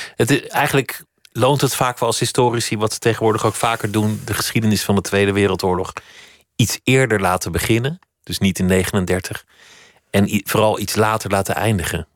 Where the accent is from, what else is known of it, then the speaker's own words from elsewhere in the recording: Oegstgeest, South Holland, Netherlands; mijn geboortedorp Oegstgeest